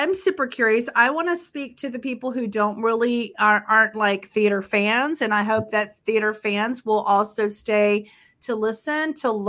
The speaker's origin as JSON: {"language": "English", "region": "Texas", "country": "United States", "said": "I'm from Texas, which is, really far from New York."}